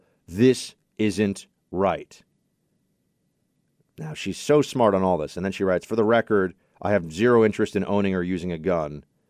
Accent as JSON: {"language": "English", "town": "San Francisco", "region": "California", "country": "United States", "tie": "born or raised there", "said": "I'm upset because I want my hometown of San Francisco to feel safe."}